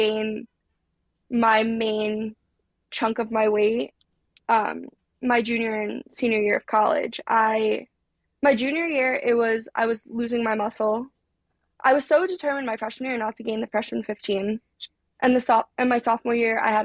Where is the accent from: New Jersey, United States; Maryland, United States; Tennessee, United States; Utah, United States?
New Jersey, United States; moved away as an adult; also born or lived in Alabama; I'm from Jersey